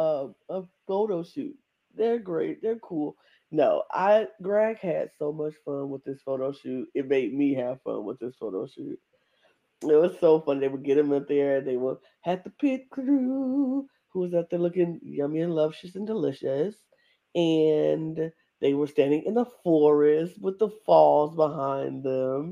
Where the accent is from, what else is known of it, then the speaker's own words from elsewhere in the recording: United States; I'm American